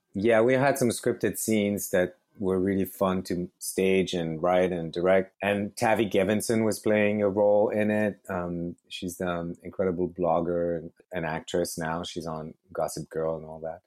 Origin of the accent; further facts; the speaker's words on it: Lyon, Auvergne-Rhône-Alpes, France; moved away as an adult; also born or lived in Paris, France; now in Brooklyn, United States; I grew up in France, in Lyon, and then I moved up to Paris to do engineering studies